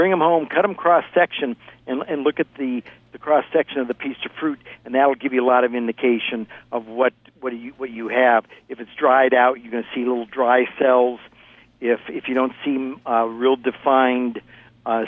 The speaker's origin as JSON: {"language": "English", "region": "Ohio", "country": "United States", "tie": "born or raised there", "moved": "yes", "lives_now": "California, United States", "said": "I grew up in Ohio right next to you in Indiana"}